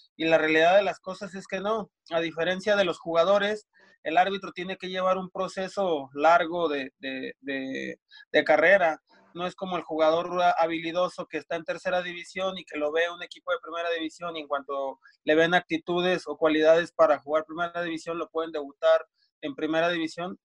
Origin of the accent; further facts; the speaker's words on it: Durango, Mexico; also born or lived in Morelia, Michoacán; me fui para, de, aquí de Durango, me fui a, Morelia, Michoacán